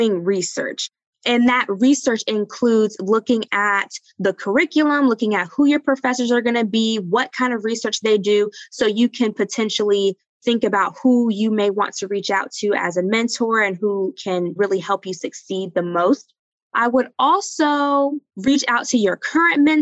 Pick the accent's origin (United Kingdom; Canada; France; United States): United States; the South; moved away as an adult; I grew up in the South.